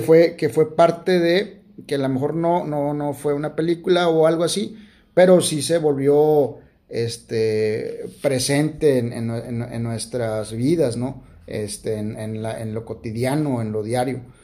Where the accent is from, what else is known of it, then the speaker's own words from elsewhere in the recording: Monterrey, Nuevo León, Mexico; aquí en Monterrey como, como buenos como buenos regios